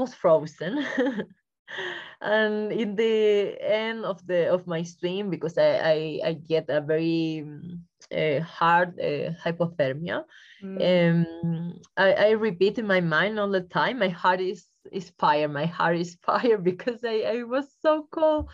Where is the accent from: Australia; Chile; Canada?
Chile; I'm from Chile